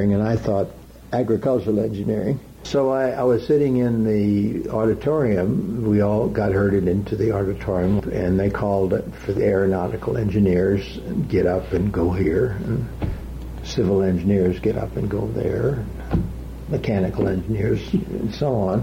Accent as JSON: {"language": "English", "town": "Memphis", "region": "Tennessee", "country": "United States", "tie": "born or raised there", "also_born_or_lived": "Roanoke, Virginia / Boulder, Colorado", "moved": "as an adult", "lives_now": "Utah, United States", "said": "I was born in Roanoke, Virginia, on January the 5th, 1928. Grew up in Memphis, Tennessee"}